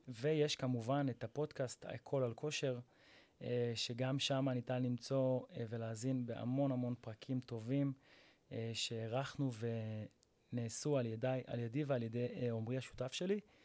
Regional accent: Rishon LeZion, Central District, Israel; אני מראשון לציון, ואני בן 34

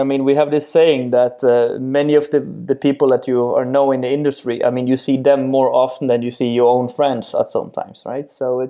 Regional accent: Netherlands; before we just say, I'm from the Netherlands, and then, okay, that's good.

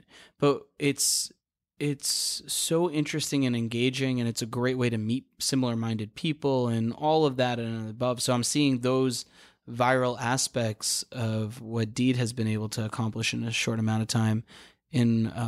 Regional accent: Queens, New York, United States; which I don't even know what that is, and I'm from Queens.

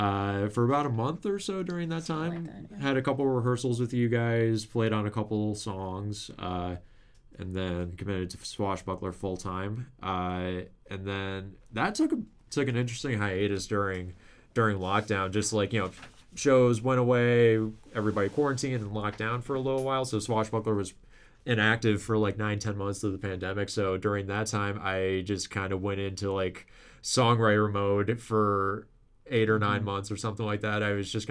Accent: Lakeville, Minnesota, United States; moved away as an adult; also born or lived in Mankato; now in Winona, United States; we're all from Lakeville

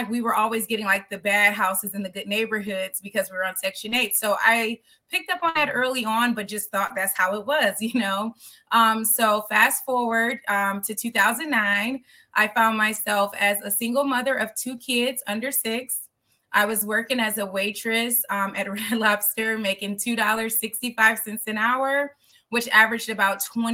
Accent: Detroit, Michigan, United States; born and raised in Detroit, Michigan

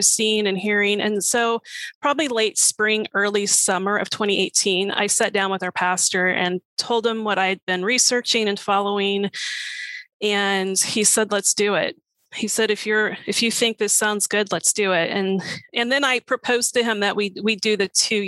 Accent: Oklahoma, United States; also born or lived in Missouri / Alaska; now in Bristow, United States; I'm originally from Oklahoma, and lived in Missouri, lived in Alaska, came here

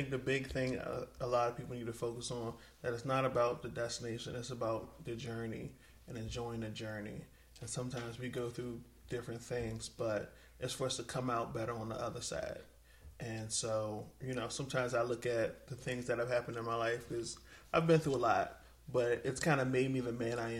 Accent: Miami, Florida, United States; born there; also born or lived in Richmond / Colorado; So, I was born in Miami.

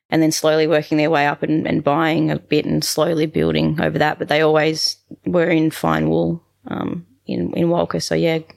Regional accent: New England, United States; we had horses growing up in the New England.

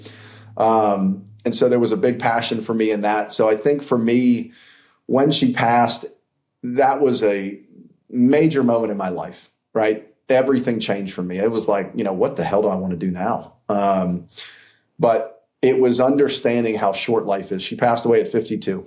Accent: Pittsburgh, Pennsylvania, United States; also born or lived in Atlanta, Georgia; now in Savannah, United States; we grew up in Pittsburgh

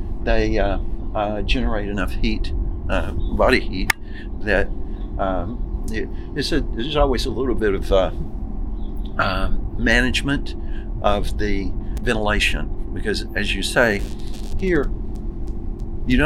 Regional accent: Arkansas, United States; also born or lived in Ohio; now in New York, United States; I'm from Arkansas

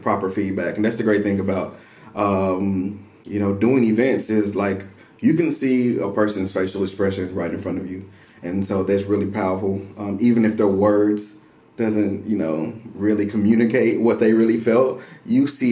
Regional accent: Dallas, Texas, United States; moved away as an adult; now in Waco, United States; I'm originally from Dallas, Texas

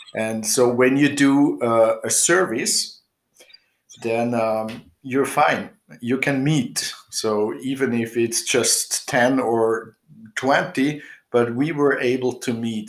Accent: Switzerland; now in Austria; I'm living here in Austria more than 30 years now. Um, I grew up in Switzerland actually, but uh, somehow I landed up in Austria.

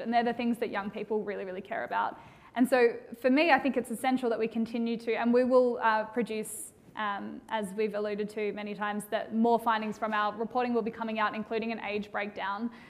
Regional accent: Australia; accent: Australian; I'm an Australian

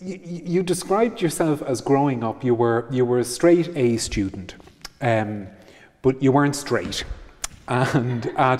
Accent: Ireland; growing up in Ireland as a teenager

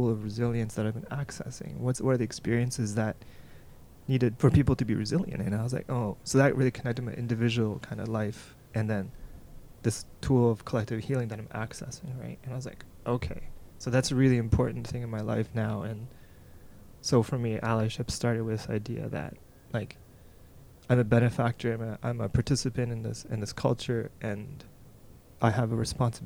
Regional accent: Toronto, Ontario, Canada; I grew up in Toronto

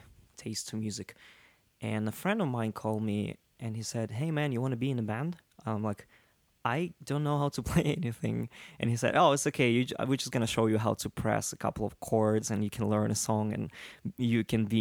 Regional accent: Russia; English is a second language; moved away as an adult; also born or lived in Soviet Union; now in New York, United States; I grew up in Russia

